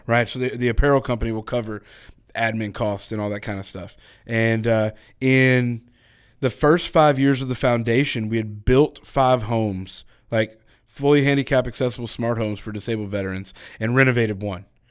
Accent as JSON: {"language": "English", "region": "Texas", "country": "United States", "tie": "born or raised there", "moved": "yes", "lives_now": "Georgia, United States", "said": "I'm originally from Texas. Uh, I grew up in a small town"}